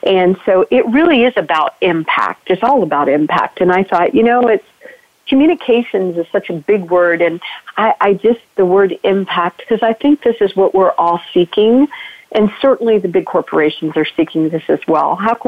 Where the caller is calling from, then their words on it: Virginia, United States; And today I'm joining from Virginia, and is, as you said, Bonnie, full-blown allergy season.